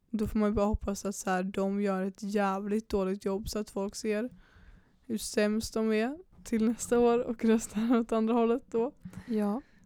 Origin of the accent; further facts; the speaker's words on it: Pennygången, Västra Götaland, Sweden; jag är uppväxt på Pennygången